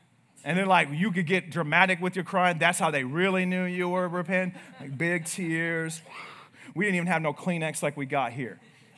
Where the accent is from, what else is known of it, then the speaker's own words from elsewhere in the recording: United States; we're American.